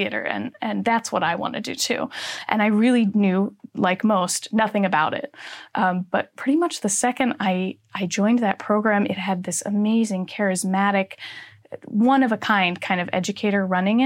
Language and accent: English; Minneapolis, Minnesota, United States; moved away as an adult; So I am from Minneapolis, Minnesota, originally, and that's where I grew up